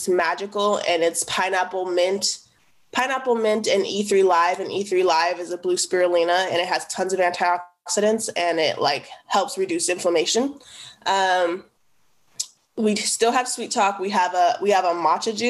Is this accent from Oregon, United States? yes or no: yes; the Northeast, Oregon, United States; where I grew up in the Northeast